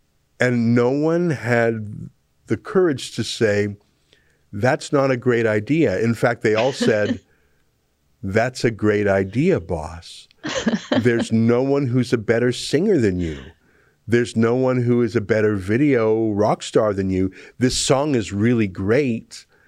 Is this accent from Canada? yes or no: no; Dnipro, Dnipropetrovsk Oblast, Ukraine; You know, I'm from Russia. I told you. I'm from Dnipro. It's actually from Ukraine.